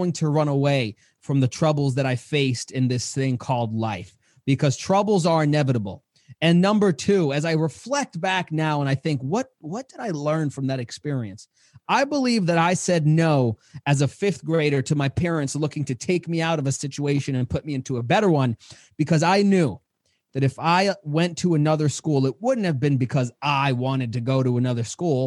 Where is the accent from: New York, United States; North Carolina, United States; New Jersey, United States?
New York, United States; New York City; as a child growing up in Queens, New York